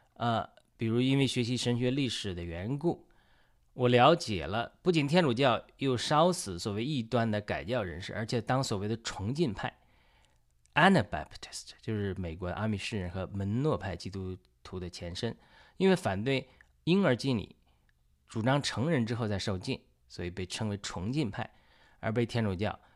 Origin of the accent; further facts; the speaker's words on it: China; 因为我是中国人，中国有很多拜佛的人，包括我母亲，母亲以前都多年拜菩萨